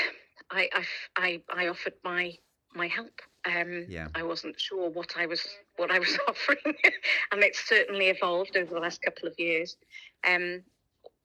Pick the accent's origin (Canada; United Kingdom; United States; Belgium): United Kingdom; Pwllheli, Wales; I'm born and bred in Pwllheli